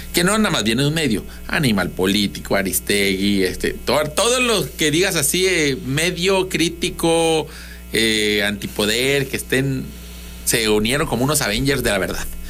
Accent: southern Mexico, Mexico; los sureños

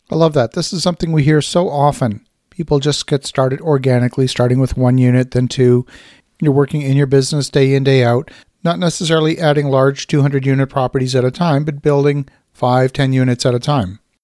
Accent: Halifax, Nova Scotia, Canada; I grew up in Halifax, Nova Scotia

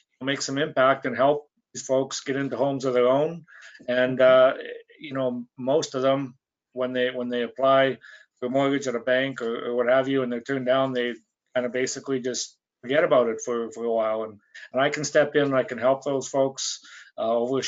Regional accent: Saskatchewan, Canada; moved away as an adult; now in Calgary, Canada; Came out here to Calgary. I grew up in Saskatchewan. Came out here right after high school

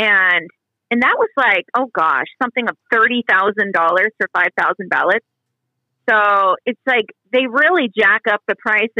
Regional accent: Southwest Washington, United States; moved away; I grew up in Southwest Washington, so I work a lot. It's just over the river from me.

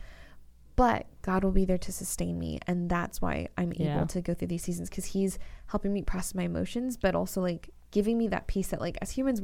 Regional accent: California, United States; moved away as an adult; now in Florida, United States; we're in Florida recording this, but I'm originally from California and I moved here about like 2 years ago

